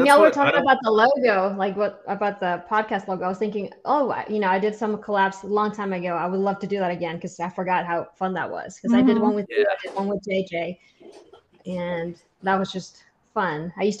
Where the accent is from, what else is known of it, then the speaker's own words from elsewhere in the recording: Honduras; now in Georgia, United States; And I'm originally from Honduras, but I've been in Georgia for like half my life.